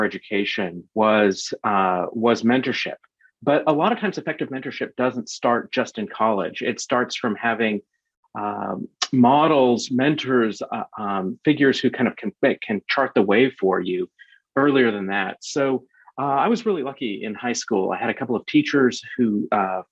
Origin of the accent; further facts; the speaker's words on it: Bakersfield, California, United States; I grew up in Bakersfield here in California